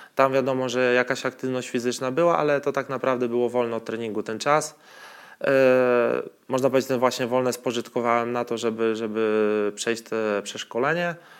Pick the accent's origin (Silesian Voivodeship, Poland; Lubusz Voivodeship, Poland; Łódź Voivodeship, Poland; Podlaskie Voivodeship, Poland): Podlaskie Voivodeship, Poland; Białystok; moved away; also born or lived in Poznań; u mnie w Białymstoku